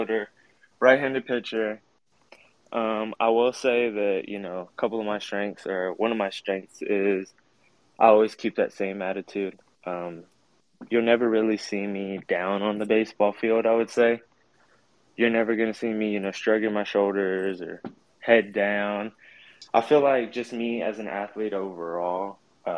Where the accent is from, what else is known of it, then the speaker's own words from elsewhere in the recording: Grand Prairie, Texas, United States; I'm from Grand Prairie, Texas. I go to South Grand Prairie High School.